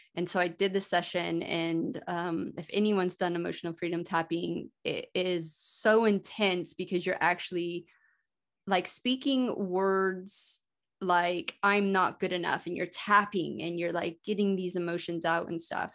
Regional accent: Colorado, United States; I was born in Colorado

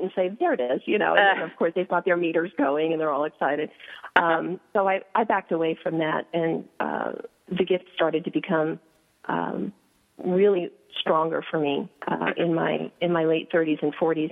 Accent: New York City, New York, United States; I grew up in New York City on the Upper West Side

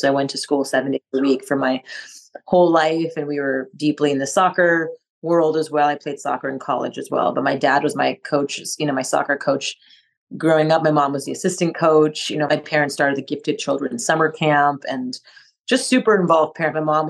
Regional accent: Montreal, Quebec, Canada; first language French; English is a second language; moved away; I grew up in Montreal, Canada, to a Japanese mother and Indian father. Yeah, I grew up like speaking French as my first language. So I would, you know, I used to speak English like this with a French accent.

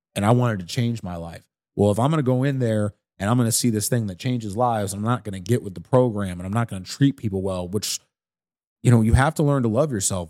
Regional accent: St. Louis, Missouri, United States; I'm from the South Side.

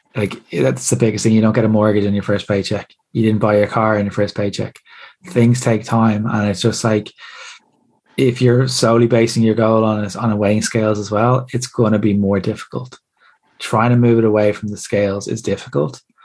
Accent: Ireland; As Irish people

